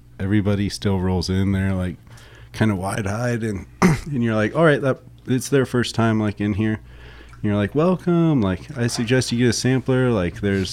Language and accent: English; San Luis Obispo, California, United States; now in San Diego, United States; I'm from San Luis Obispo, which is really the heart of Santa Maria style barbecue up there. And it's what I grew up